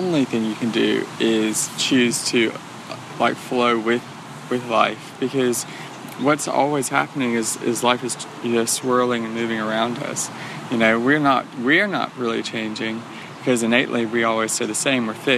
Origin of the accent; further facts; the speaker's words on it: Louisiana, United States; moved away as an adult; now in San Diego, United States; I'm from Louisiana